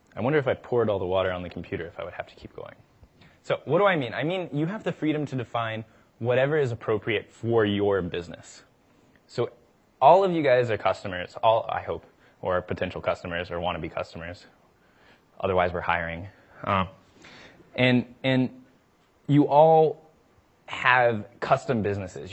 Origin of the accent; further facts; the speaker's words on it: the South, United States; I'm from the South